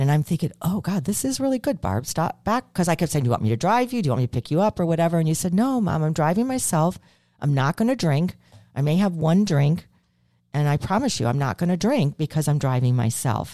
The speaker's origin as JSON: {"language": "English", "town": "Chicago", "region": "Illinois", "country": "United States", "said": "I'm from Chicago"}